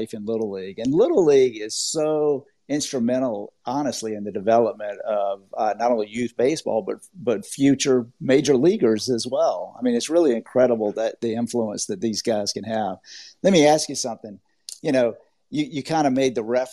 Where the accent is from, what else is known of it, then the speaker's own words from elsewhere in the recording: Georgia, United States; accent: Southern; now in Orlando, United States; I am originally from Georgia. I have a little bit of a Southern accent